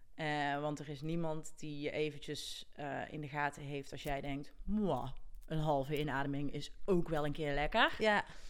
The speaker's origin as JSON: {"language": "Dutch", "town": "Gilze", "region": "North Brabant", "country": "Netherlands", "said": "ik kom uit Gilsen"}